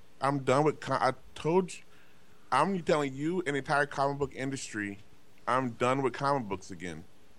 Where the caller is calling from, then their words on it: Glendale, United States; I'm calling from Glendale for Wendell.